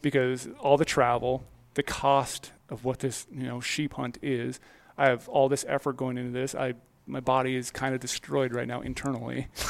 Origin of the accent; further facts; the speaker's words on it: Midwest, United States; I grew up in the Midwest